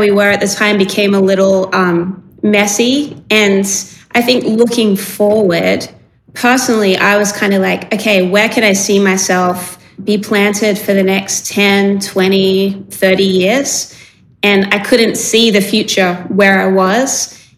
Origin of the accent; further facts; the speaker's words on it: Sydney, New South Wales, Australia; born and raised in Sydney in like an area kind of south of the city. And my whole upbringing was in this same kind of neighborhood.